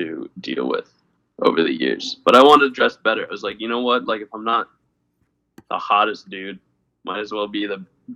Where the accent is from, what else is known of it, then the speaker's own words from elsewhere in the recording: Connecticut, United States; I'm originally from Connecticut